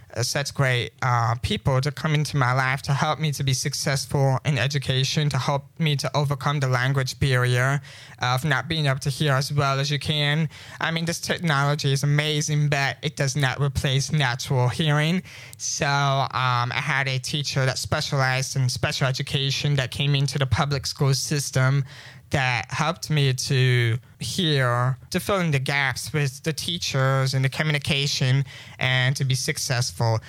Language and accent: English; St. Louis, Missouri, United States; I was born in May 26, uh, 1998, in St. Louis, Missouri.